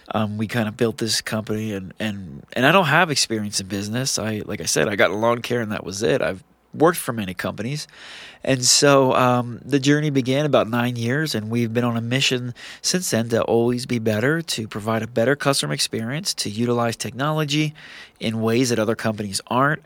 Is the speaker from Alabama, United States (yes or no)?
no; New Jersey, United States; now in Utah, United States; I'm a thirty-six-year-old South Jersey boy